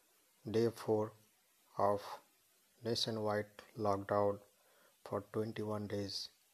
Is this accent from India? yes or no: yes; India; from India. Still I am in lockdown at my home